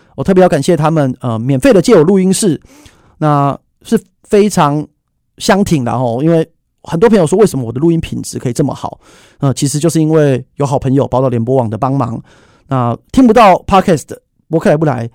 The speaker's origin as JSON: {"language": "Chinese", "country": "Taiwan", "said": "我们台湾人民"}